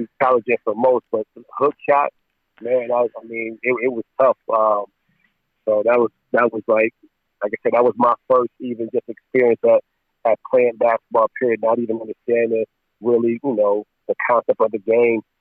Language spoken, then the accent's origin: English; Cleveland, Ohio, United States; growing up in Cleveland, my project